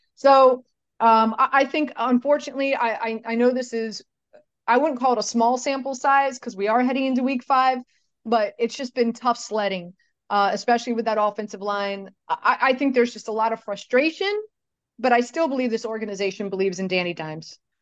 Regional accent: Miami, Florida, United States; moved away as an adult; now in New York, United States; my hometown, the 305. I went to Sunset Senior High School

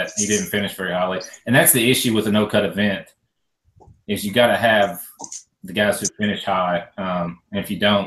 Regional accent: United States; I'm American

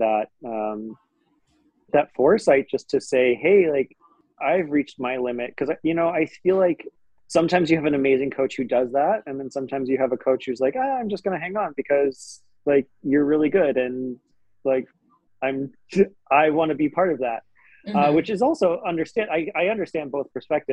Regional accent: Aspen, Colorado, United States; I grew up in Aspen, Colorado, and winter sports are what you do there

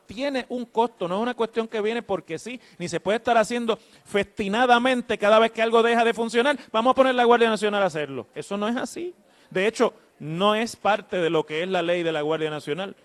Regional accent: Mayagüez, Puerto Rico; de un pueblo fuera del área metropolitana, como soy yo, de Mayagüez

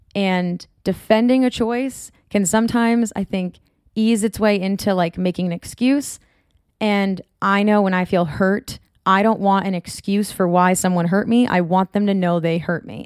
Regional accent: North Shore of Massachusetts, United States; moved away as an adult; now in Orange County, United States; I'm from the North Shore of Massachusetts

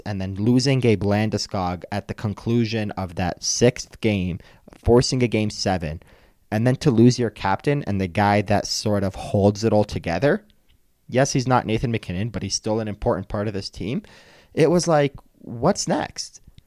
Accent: Toronto, Ontario, Canada; moved away; I grew up in Toronto

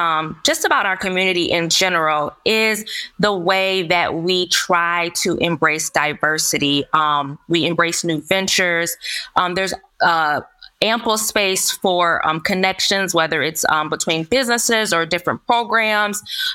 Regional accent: Lansing, Michigan, United States; So I grew up in the Lansing School Districts, and I graduated from Sexton High School way back in 2003.

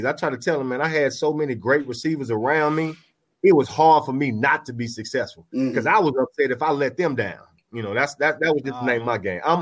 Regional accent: Memphis, Tennessee, United States; moved away; I'm 2 hours from my hometown up in Memphis.

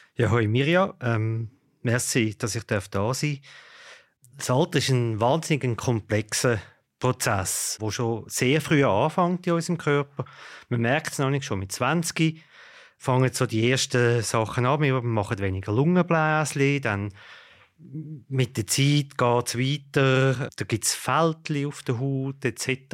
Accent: Switzerland; bei uns in der Schweiz

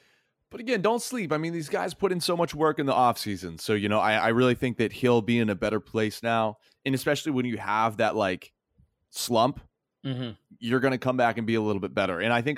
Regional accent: the South, United States; I'm from the South.

